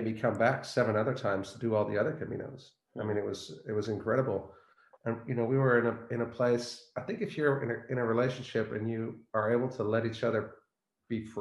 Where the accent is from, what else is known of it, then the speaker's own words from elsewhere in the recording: California, United States; I grew up in California as a kid